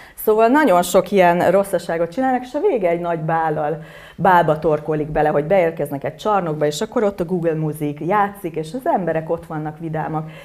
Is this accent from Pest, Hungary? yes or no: yes; Buda-area German communities, Pest, Hungary